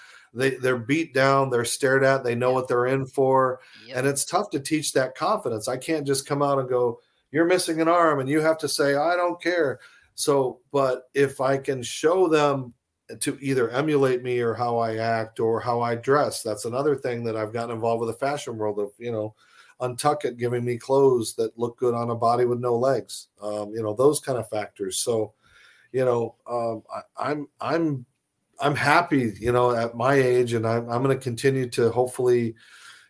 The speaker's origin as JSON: {"language": "English", "region": "Arizona", "country": "United States", "tie": "born or raised there", "moved": "yes", "said": "my home state of Arizona"}